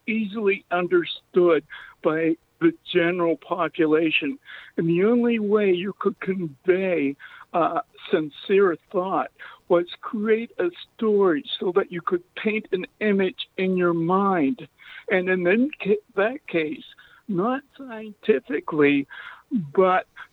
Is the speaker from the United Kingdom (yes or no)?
no; Nova Scotia, Canada; I was born in Nova Scotia, Canada